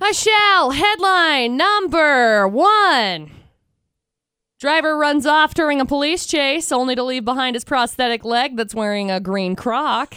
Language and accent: English; Utah, United States; born or raised there